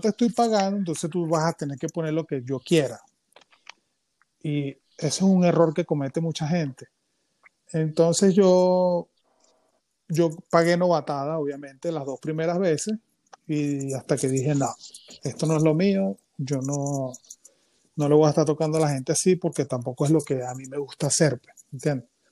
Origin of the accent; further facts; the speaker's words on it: San Felipe, Yaracuy, Venezuela; yo soy de San Felipe, ¿qué tal? Yo era un chamito